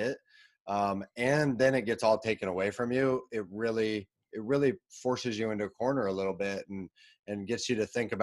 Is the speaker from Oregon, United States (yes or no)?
yes; Portland, Oregon, United States; I grew up in the Portland, Oregon area